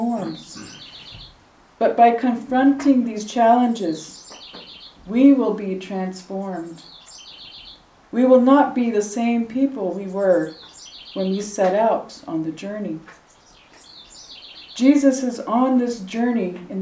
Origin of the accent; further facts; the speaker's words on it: Wind River Reservation, Wyoming, United States; I'm from the Wind River Reservation